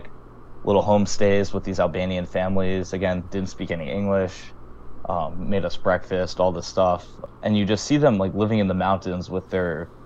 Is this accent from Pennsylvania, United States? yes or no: no; New York City, New York, United States; I grew up in New York City